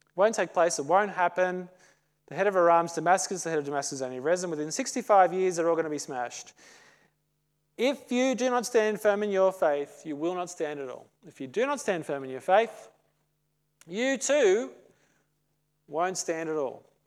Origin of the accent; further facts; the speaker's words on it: Australia; As an Aussie